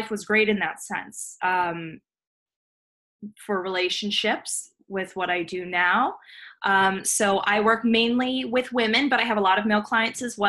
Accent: Los Angeles, California, United States; I was born and raised in Los Angeles, California

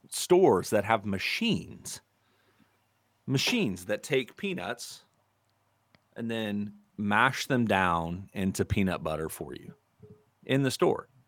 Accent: United States; we're American.

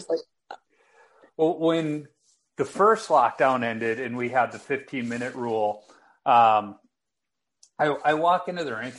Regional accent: Chicago, Illinois, United States; me growing up in Chicago

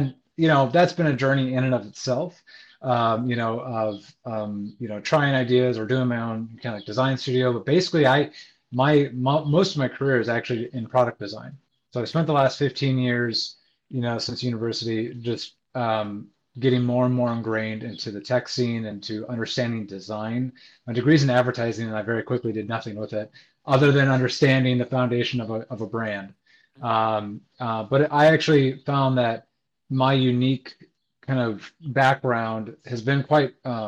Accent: Iowa, United States; now in New York, United States; Well, I'm from the Midwest. Grew up a number of places, but landed mostly in Iowa. And a little over 4 years ago, a buddy convinced me to move to New York.

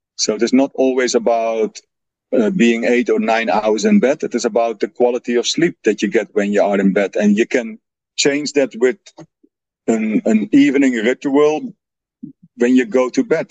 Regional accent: Netherlands; English is a second language; moved away; I'm original from the Netherlands

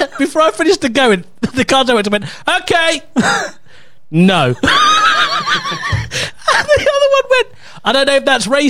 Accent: London, United Kingdom; accent: Cockney; I was born in Whitechapel. I am a Cockney through and through.

